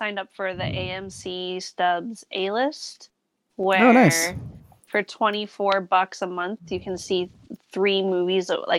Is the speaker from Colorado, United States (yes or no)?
yes; Denver, Colorado, United States; now in San Francisco, United States; Coors Field, my hometown ballpark